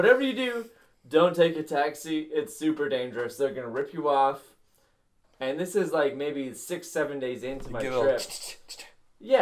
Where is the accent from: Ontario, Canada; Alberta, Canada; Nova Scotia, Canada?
Ontario, Canada; Toronto; I'm from Toronto, from Canada